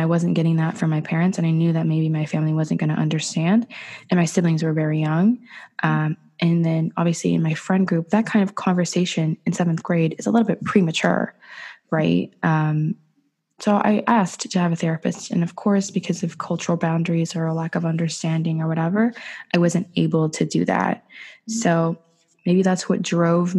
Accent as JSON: {"language": "English", "town": "Ottawa", "region": "Ontario", "country": "Canada", "tie": "born or raised there", "also_born_or_lived": "Dubai, United Arab Emirates"}